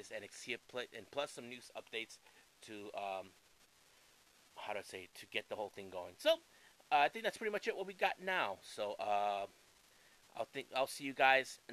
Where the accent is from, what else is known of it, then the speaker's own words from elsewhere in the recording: San Diego, California, United States; my hometown of San Diego